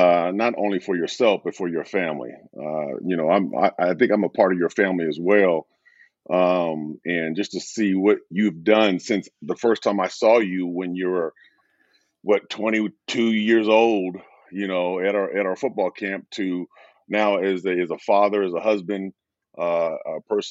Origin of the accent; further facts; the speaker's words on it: Portland, Oregon, United States; growing up in Portland